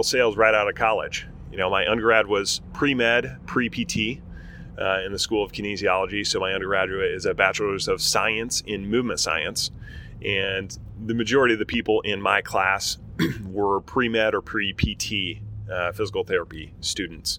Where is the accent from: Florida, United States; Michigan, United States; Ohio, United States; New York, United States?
Michigan, United States; Berrien Springs; also born or lived in Portland, Oregon; I grew up in Michigan. I moved to Michigan in third grade. And so Michigan's home for me, Southwest Michigan, 2-stoplight town